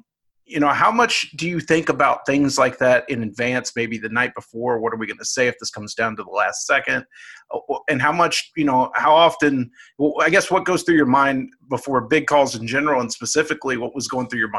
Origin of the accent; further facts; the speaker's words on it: Irving, Texas, United States; So I was born in Irving, raised in Irving, went to Irving High, went to Northlake College as well.